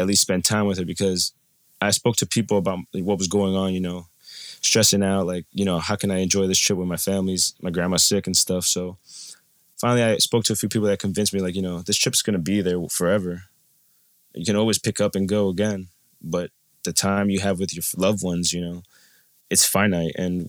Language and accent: English; Colombia; So my family, I'm from Colombia, and my biological father lives in Cali.